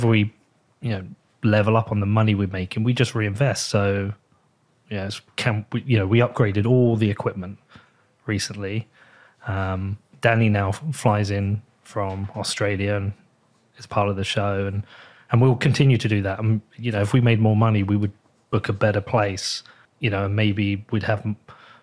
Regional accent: United Kingdom; I'm from the UK

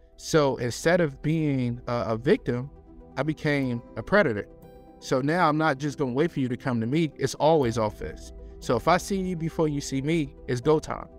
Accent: Chicago, Illinois, United States; moved away as an adult; now in Baltimore, United States; growing up in Chicago

